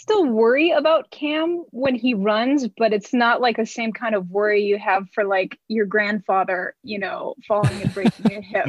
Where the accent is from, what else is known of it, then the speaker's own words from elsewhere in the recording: Los Angeles, California, United States; moved away as an adult; now in Arizona, United States; growing up in LA, the age that I am, I'm 36